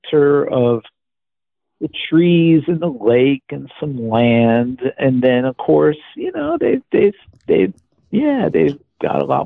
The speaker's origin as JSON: {"language": "English", "town": "Nutley", "region": "New Jersey", "country": "United States", "tie": "born or raised there", "moved": "yes", "said": "a house I grew up with in Nutley. Grew up in Nutley"}